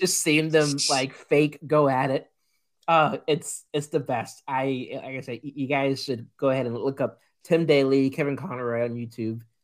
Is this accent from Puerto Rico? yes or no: yes; Puerto Rico; I grew up in Puerto Rico